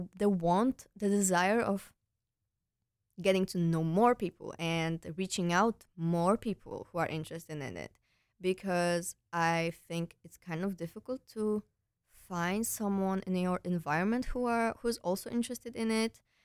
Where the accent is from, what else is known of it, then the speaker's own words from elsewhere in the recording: Poland; moved away as an adult; also born or lived in Netherlands; now in Breda, Netherlands; I'm originally from Poland, but I came here for my studies two years ago